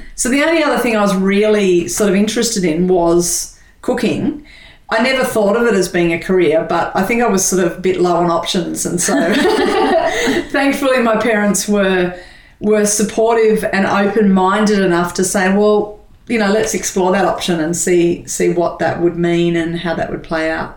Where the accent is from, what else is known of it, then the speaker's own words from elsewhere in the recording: Sydney, New South Wales, Australia; I was born in Sydney and on the North Shore of Sydney. Grew up in a family of two brothers and a sister. Leafy, I remember trees and leafy streets, and uh, and yeah, I've lived in Sydney all my life.